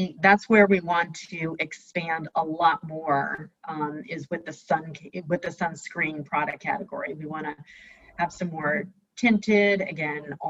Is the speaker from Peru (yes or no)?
no; New York, United States; now in San Rafael, United States; I'm originally from New York, but have been in California for a long time.